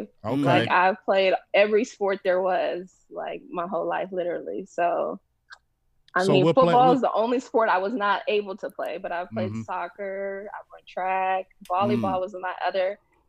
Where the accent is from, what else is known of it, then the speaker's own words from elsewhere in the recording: Texas, United States; also born or lived in Honolulu / Washington, D.C.; Yeah, but I would say I'm from Texas. Like, I've been in Texas the longest. I claim Texas. And I've been here since I was a little girl, so.